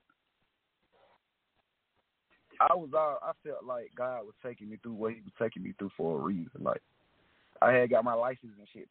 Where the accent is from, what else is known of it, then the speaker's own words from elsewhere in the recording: East Point, Georgia, United States; also born or lived in Miami; I actually grew up in East Point and Miami.